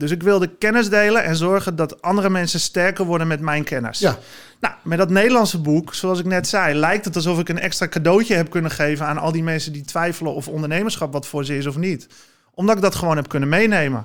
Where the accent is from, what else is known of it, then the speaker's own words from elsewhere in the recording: Zwaag, North Holland, Netherlands; now in Heiloo, Netherlands; ik ben geboren en getogen in Zwaag